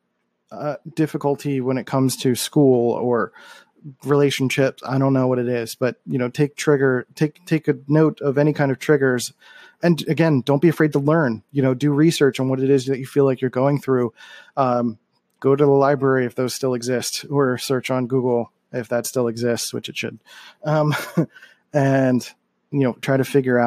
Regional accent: Philadelphia, Pennsylvania, United States; moved away as an adult; I grew up in Philadelphia

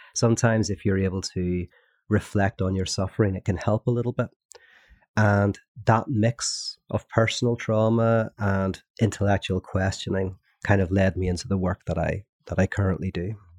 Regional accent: Northern Ireland, United Kingdom; growing up in Northern Ireland. which I did during a, uh, the Troubles

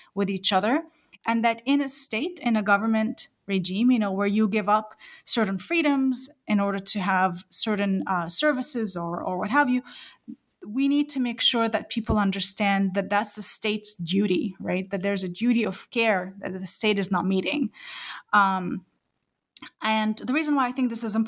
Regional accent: New Zealand; I am a New Zealander as well

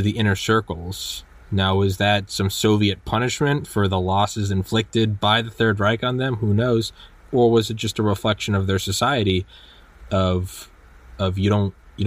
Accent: United States; I'm an American and I love America

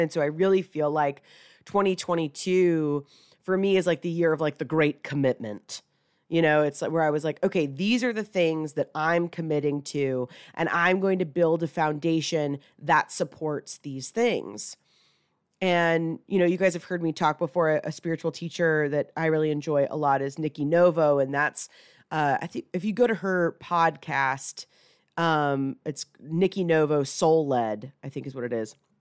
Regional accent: Atlanta, Georgia, United States; moved away as an adult; relocate back to, you know, where I grew up here in Atlanta

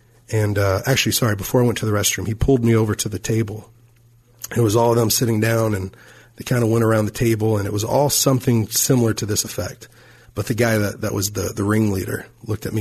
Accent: Fort Worth, Texas, United States; moved away; my hometown in Fort Worth, Texas

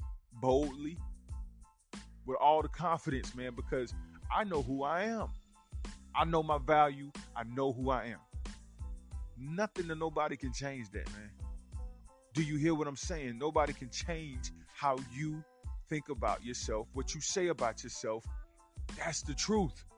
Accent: the South, United States; accent: country; I'm from the South, man. I get a little country with it

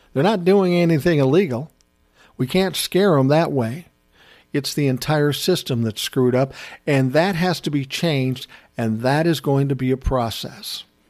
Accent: United States; as an American

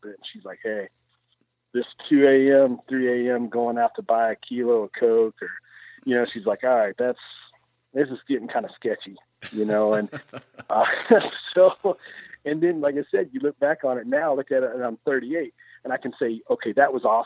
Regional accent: Central Kentucky, United States; moved away as an adult; now in Farmington, Iowa, United States; I grew up in Central Kentucky, very rural area.

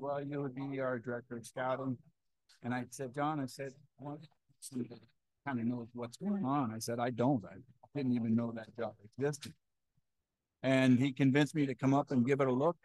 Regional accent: United States; now in Canada; as an American, and I can speak out of both sides of my mouth because I'm a dual citizen

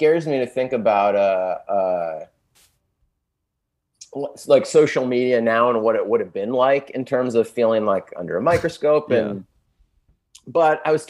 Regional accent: San Diego, California, United States; also born or lived in Los Angeles; I'm from San Diego

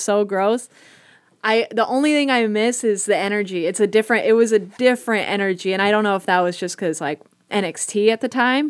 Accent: Bay Area, California, United States; moved away; I grew up in the Bay Area

